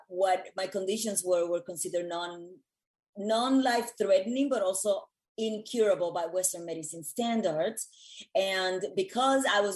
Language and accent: English; Puerto Rico; moved away as an adult; also born or lived in New York City; I was born and raised in Puerto Rico